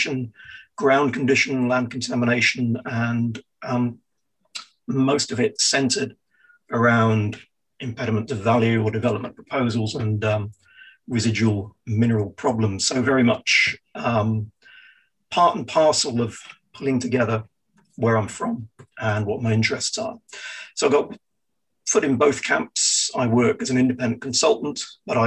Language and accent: English; Falmouth, South West England, United Kingdom; moved away as an adult; born and raised in Falmouth, Cornwall